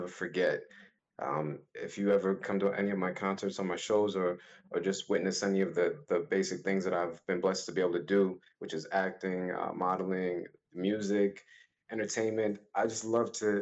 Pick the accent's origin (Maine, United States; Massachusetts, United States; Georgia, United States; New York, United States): New York, United States; New York City; I was born and raised in Brooklyn, East Flatbush, New York